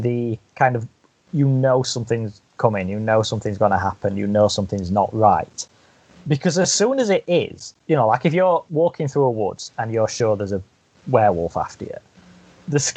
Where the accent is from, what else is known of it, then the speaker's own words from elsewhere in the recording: United Kingdom; as a British person